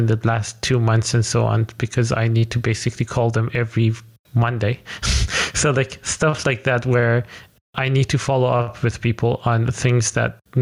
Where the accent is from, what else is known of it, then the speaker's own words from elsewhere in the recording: Iran; moved away as an adult; now in Netherlands; So I'm actually originally from Iran. I moved to the Netherlands 5 years ago.